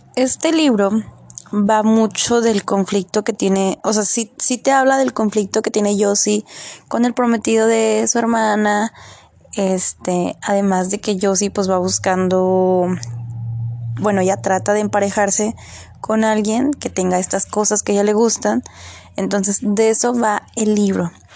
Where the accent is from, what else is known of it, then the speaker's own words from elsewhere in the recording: Mexico; como buen mexicano